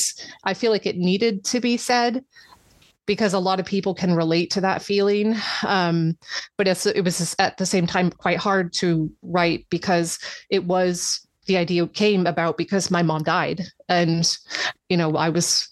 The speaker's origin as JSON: {"language": "English", "country": "United States", "moved": "yes", "lives_now": "England", "said": "I'm from America"}